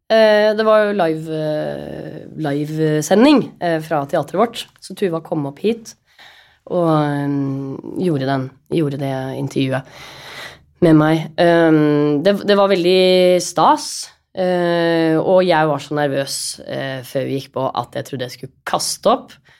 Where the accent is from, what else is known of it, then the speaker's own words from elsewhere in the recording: Oslo, Norway; moved away as an adult; now in Molde, Norway; Og huset der jeg vokste opp, der har vi alltid hatt hester